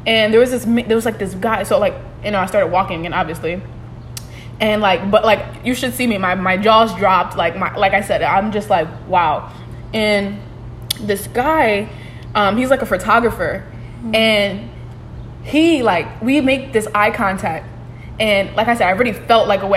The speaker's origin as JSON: {"language": "English", "town": "Bridgeport", "region": "Connecticut", "country": "United States", "tie": "born or raised there", "said": "Bridgeport, Connecticut, that's my hometown"}